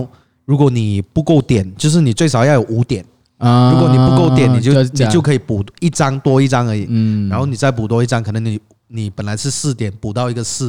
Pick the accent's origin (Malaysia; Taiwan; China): Malaysia; George Town, Penang; moved away; 我们老家槟城那边